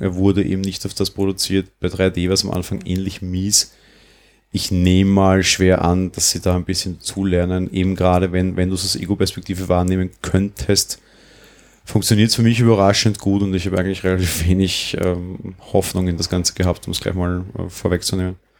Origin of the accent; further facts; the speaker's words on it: Austria; Bei uns in Österreich